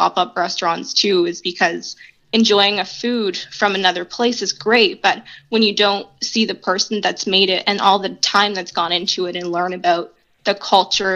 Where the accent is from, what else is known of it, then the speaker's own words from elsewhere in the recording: Halifax, Nova Scotia, Canada; moved away as an adult; now in Saint John, Canada; coming from outside of St. John, growing up in Halifax, and moving here in 2016